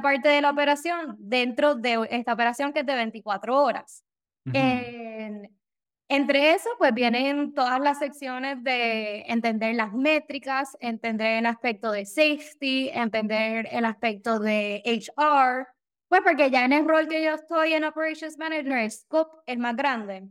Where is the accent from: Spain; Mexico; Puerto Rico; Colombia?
Puerto Rico; San Juan; moved away as an adult; now in Daytona, United States; Yo me crié en Puerto Rico, eh, por San Juan, por el área de Cupey